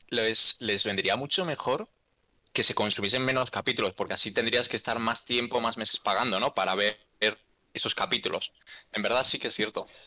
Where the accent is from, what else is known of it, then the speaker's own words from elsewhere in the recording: Galicia, Spain; hoy estamos todos gallegos en este podcast